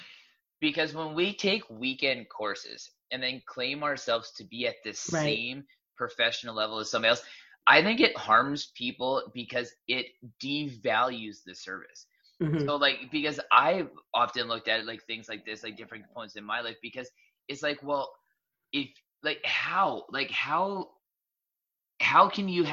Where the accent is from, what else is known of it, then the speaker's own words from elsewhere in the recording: Southern Alberta, Canada; I grew up in Southern Alberta